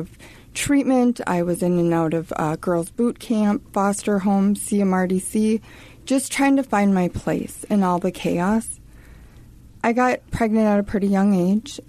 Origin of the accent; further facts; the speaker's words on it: Little Falls, Minnesota, United States; I was from Little Falls